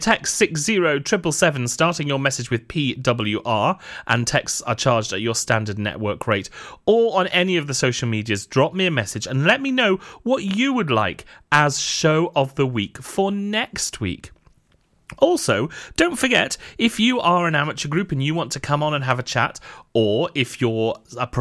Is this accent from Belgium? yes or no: no; Newport, Wales, United Kingdom; where I was born and bred in Newport in South Wales